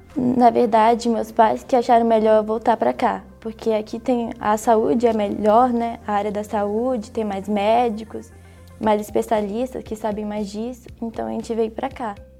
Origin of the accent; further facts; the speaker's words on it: Minas Gerais, Brazil; also born or lived in Pará / Manaus; eu sou paraense e com 3 anos eu vim morar aqui em Minas, mas com 11 anos de idade eu fui morar em Manaus